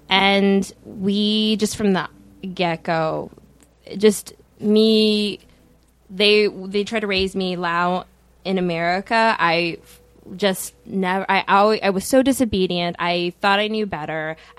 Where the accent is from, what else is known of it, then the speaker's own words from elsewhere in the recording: Minnesota, United States; also born or lived in Washington, D.C.; I'm from Minnesota.